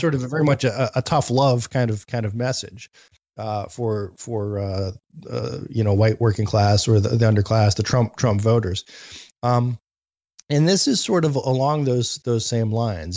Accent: Youngstown, Ohio, United States; growing up in Youngstown

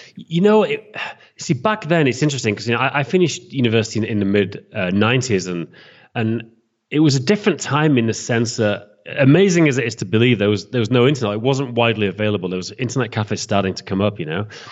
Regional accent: England, United Kingdom; moved away as an adult; now in Prague, Czech Republic; I'm from England

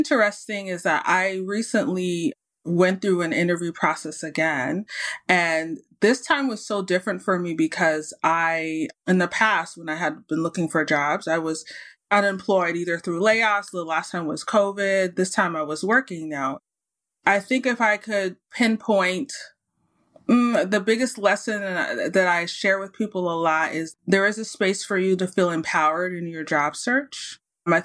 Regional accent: United States; also born or lived in Saudi Arabia; now in Canada; And then obviously the U.S. is one of the countries because I'm from the States. And now I live in Canada.

